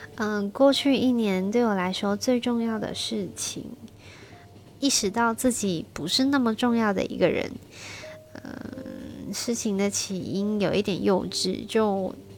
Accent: Shenzhen, Guangdong, China; 是土生土长的深圳人，现在在深圳做香港家私定制

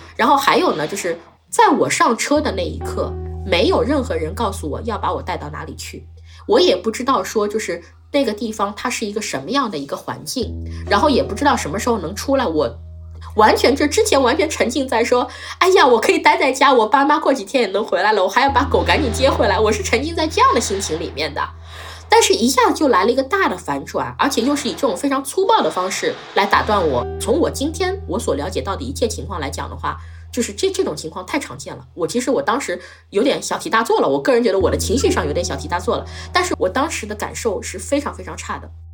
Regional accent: Shanghai, China; 我是一个土生土长的上海人

